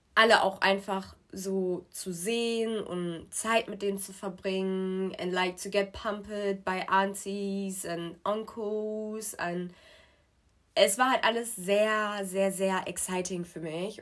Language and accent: German; Germany; also born or lived in Nigeria; Und dann sind wir irgendwann nach mhm. Deutschland gekommen und ich bin in Deutschland zur Schule gegangen